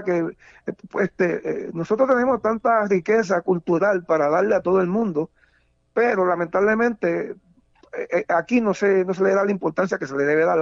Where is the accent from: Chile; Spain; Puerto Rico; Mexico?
Puerto Rico; Nos olvidamos entonces de que todo el año somos puertorriqueños.